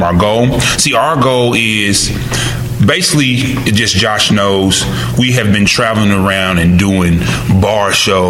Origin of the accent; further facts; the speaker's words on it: Georgetown, Kentucky, United States; I was born and raised in Georgetown